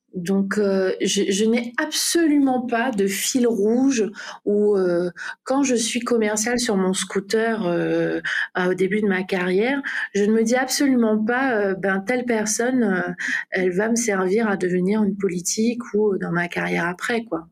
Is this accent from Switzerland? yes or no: no; French Guiana; moved away as an adult; also born or lived in Martinique; je suis guyanaise, j'ai toujours vécu en Guyane